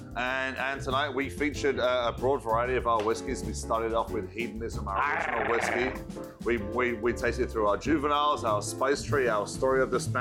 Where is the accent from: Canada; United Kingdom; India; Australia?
United Kingdom; England; now in United States; I'm the Englishman that lives in America that sells the Scotch whiskey